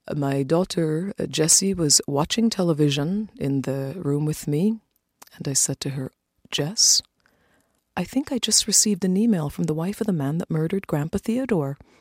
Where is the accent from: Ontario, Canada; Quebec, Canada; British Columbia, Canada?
Ontario, Canada; Toronto; It was great growing up in Toronto. We came to Canada in 1969, just before I turned eight years old